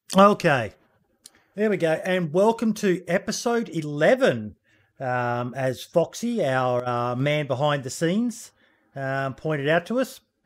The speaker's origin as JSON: {"language": "English", "country": "Australia", "said": "being an Aussie"}